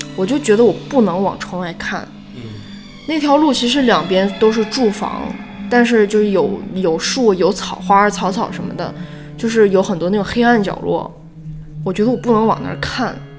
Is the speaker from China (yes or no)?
yes; China; 我们中国人